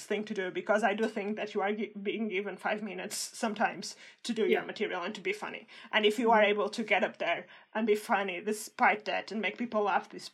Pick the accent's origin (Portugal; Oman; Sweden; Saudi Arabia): Portugal; English is a second language; now in United Kingdom; I'm Portuguese